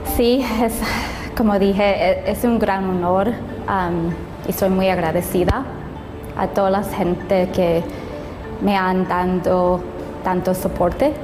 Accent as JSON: {"language": "Spanish", "town": "Anaheim", "region": "California", "country": "United States", "tie": "born or raised there", "also_born_or_lived": "Buena Park", "said": "Mi hermana y yo crecimos en el Anaheim Hilton y, Towers"}